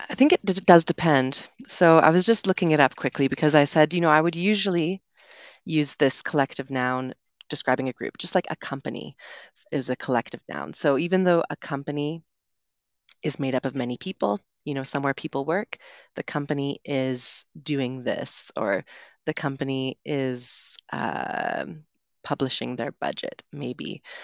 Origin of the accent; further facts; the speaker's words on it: Canada; accent: Canadian; moved away as an adult; also born or lived in United Kingdom; now in Medellin, Colombia; I grew up in Canada, so we learned and we speak in the way that this would be usually singular